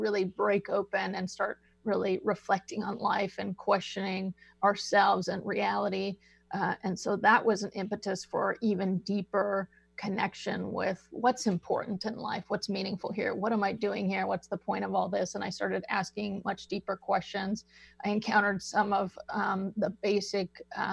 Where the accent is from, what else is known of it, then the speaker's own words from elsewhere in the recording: Seattle, Washington, United States; moved away; I grew up actually in the Seattle area